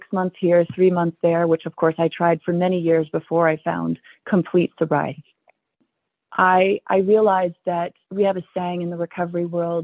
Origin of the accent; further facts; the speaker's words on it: Billings, Montana, United States; I was born in Billings, Montana, and our ancestors homesteaded this valley